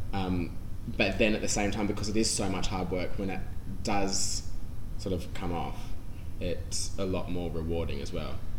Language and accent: English; Sydney, New South Wales, Australia; moved away as an adult; now in London, United Kingdom; it was coming from my home as well